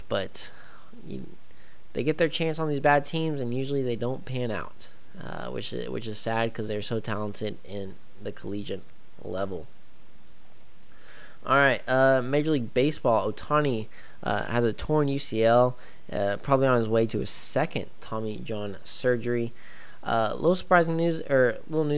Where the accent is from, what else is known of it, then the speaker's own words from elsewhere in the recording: United States; as a American